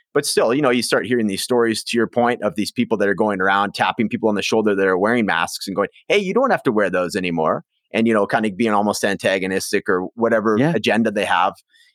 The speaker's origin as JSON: {"language": "English", "town": "Prince George", "region": "British Columbia", "country": "Canada", "tie": "born or raised there", "said": "So I grew up in Prince George, British Columbia. So it's like the northern capital. So about 70,000 people, very isolated. It's kind of a logger town, blue collar, lots of nature around."}